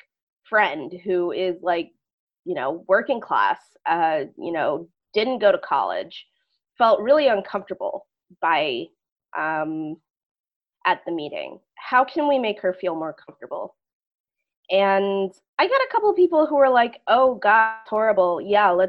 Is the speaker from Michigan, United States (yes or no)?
no; Schenectady, New York, United States; I'm from Schenectady